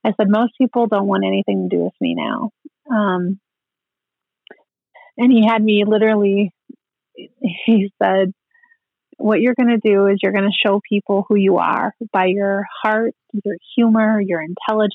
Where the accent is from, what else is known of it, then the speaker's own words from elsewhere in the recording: Minnesota, United States; now in Rapid City, United States; He was a single parent, and we grew up in Minnesota among our family there